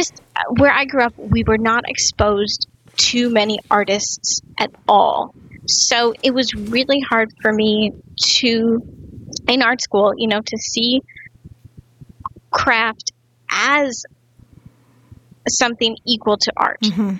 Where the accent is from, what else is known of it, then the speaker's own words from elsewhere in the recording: Midwest, United States; Growing up in the Midwest, craft was definitely different than what it is now.